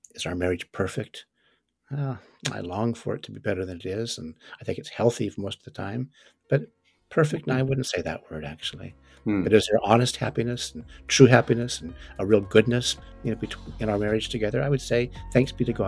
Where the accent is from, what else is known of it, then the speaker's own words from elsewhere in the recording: California, United States; moved away as an adult; also born or lived in Chesapeake Bay region; growing up in California, I don't think I even knew there was a Atlantic Ocean or a Chesapeake Bay